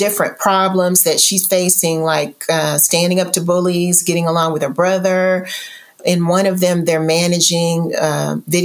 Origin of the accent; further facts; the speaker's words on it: Louisville, Kentucky, United States; now in Houston, United States; I'm originally from Louisville, Kentucky, and my family never traveled.